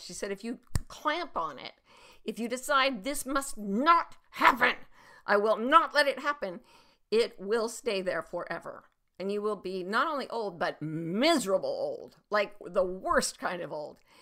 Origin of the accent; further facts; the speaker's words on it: Utah, United States; there was a little pond near my house when I was growing up in Utah